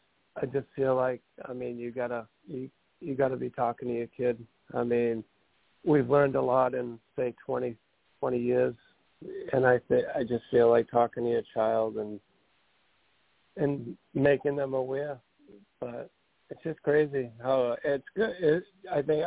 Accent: Massachusetts, United States; I'm from Massachusetts

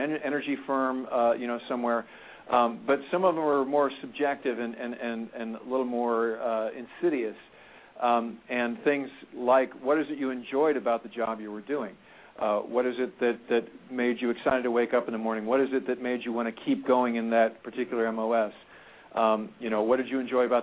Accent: St. Louis, Missouri, United States; I'm from St. Louis as well

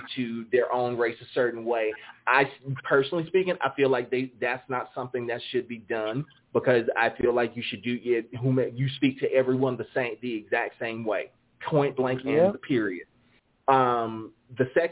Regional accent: the South, United States; accent: southern drawl; I have a southern drawl, so yeah, I'm from America

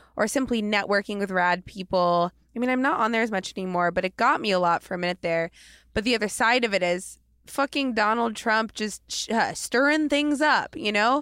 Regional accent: Portland, United States; now in Los Angeles, United States; I'm from Portland

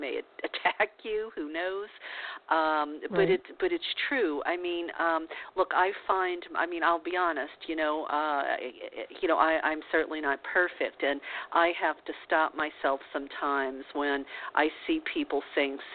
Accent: the South, United States; I was brought up in the South

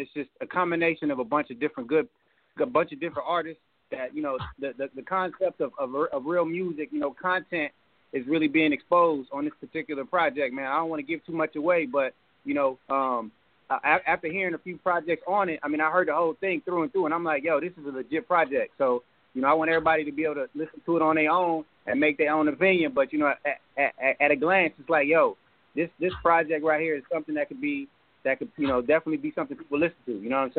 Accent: Kansas, United States; now in Austin, United States; I'm from the Junktown, represent Kansas, living in ATX right now.

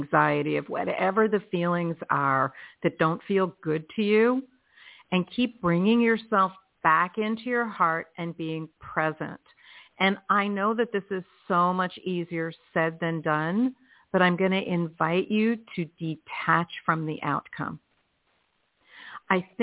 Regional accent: Philadelphia, Pennsylvania, United States; where I was born in Philadelphia

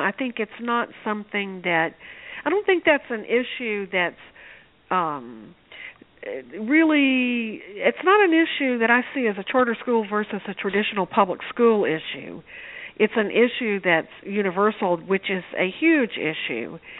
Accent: Shreveport, Louisiana, United States; I grew up in Shreveport, Louisiana

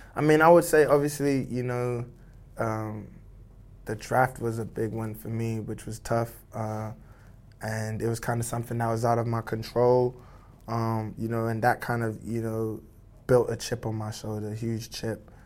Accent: Dallas, Texas, United States; also born or lived in United Kingdom / Nigeria (ancestry); growing up in Texas, North Dallas

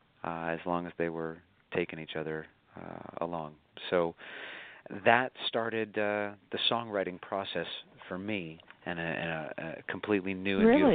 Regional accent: Buffalo, New York, United States; moved away as an adult; now in New York, United States; my hometown of Buffalo, where I grew up

